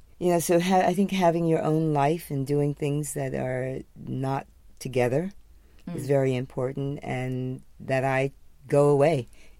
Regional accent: New York, United States; being primarily a New Yorker.

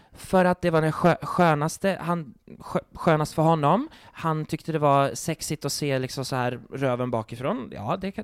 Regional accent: Sweden; jag är från Sverige

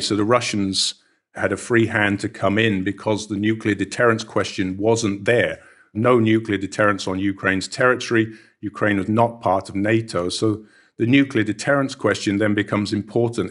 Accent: United Kingdom; I was growing up in Britain

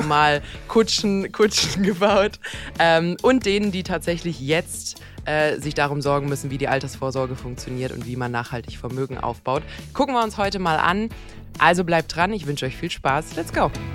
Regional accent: Croatia; moved away; in meiner Heimat Kroatien

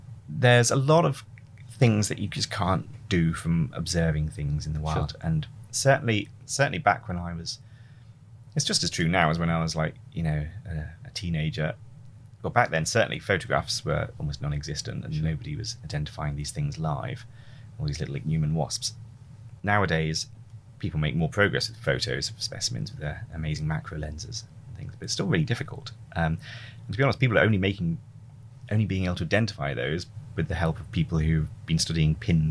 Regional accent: the Wirral, near Liverpool, North West England, United Kingdom; Where did I grow up? Mostly on the Wirral near Liverpool.

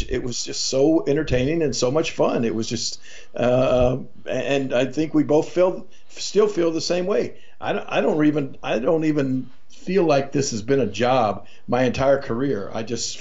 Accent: Memphis, Tennessee, United States; right outside of Memphis, Tennessee, my hometown.

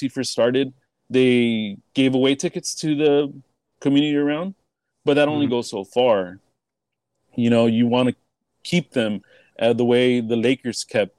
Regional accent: Los Angeles, California, United States; I grew up in Boyle Heights, and it's predominantly Mexican.

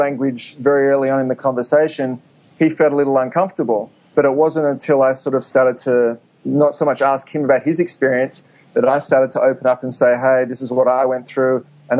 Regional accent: Sydney, New South Wales, Australia; moved away as an adult; also born or lived in New York; now in Los Angeles, United States; I grew up in Sydney

